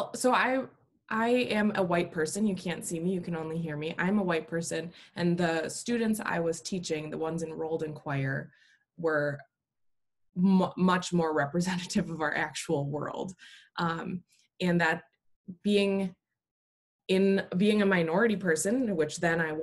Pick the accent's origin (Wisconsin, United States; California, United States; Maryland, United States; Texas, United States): Wisconsin, United States; I grew up in Wisconsin and also went to college at UW-Eau Claire, Wisconsin